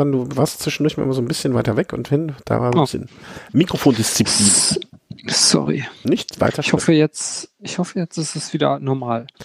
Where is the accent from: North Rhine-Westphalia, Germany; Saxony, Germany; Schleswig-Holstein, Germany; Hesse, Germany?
North Rhine-Westphalia, Germany; Düsseldorf; born there; Ja also ich, ich bin ja geborener Düsseldorfer, auch wenn das äh, zwischendurch hier nicht so unbedingt, äh, deswegen kenne ich mich da noch so ein bisschen aus.